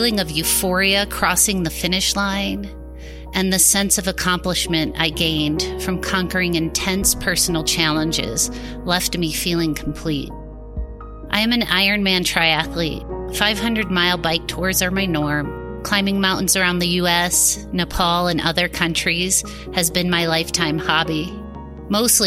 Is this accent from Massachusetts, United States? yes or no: no; a suburb of Cleveland, Ohio, United States; I grew up in a suburb of Cleveland, Ohio